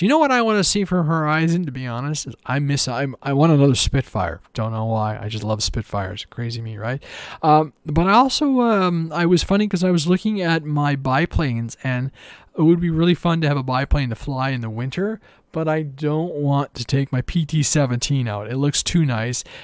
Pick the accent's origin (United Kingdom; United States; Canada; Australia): Canada; I'm Canadian